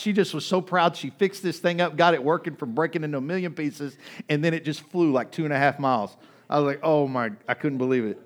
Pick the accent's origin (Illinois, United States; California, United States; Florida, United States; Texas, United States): Texas, United States; Kaufman; moved away; I grew up in Kauffman, Texas